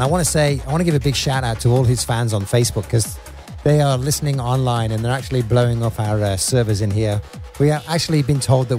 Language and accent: English; England, United Kingdom; moved away; I'm an English guy.